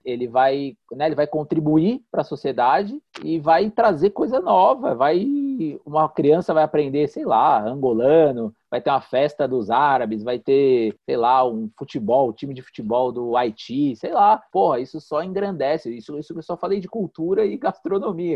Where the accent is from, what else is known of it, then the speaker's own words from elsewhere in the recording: Mogi das Cruzes, São Paulo, Brazil; eu moro aqui, nascido aqui